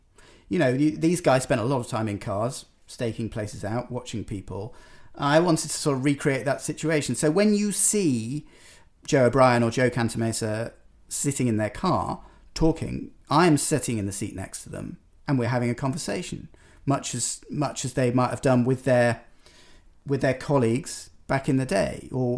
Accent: United Kingdom; I'm a Brit

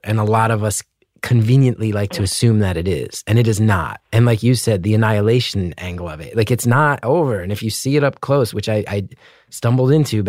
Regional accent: New Jersey, United States; I'm from North Jersey

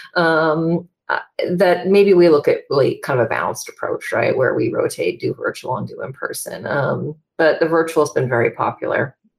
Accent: Wrangell, Alaska, United States; moved away as an adult; also born or lived in Seattle, Washington; I left my hometown in Wrangell, Alaska, and moved to Seattle to go to college

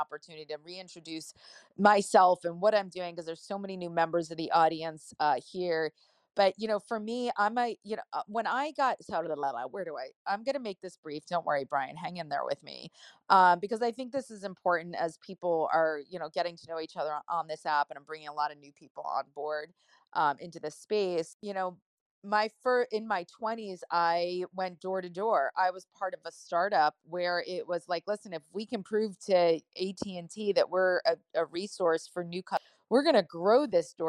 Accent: New Jersey, United States; I'm from Jersey

